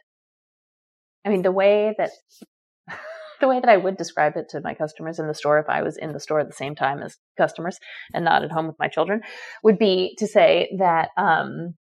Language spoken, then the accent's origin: English; New York City, New York, United States; I grew up on the Upper West Side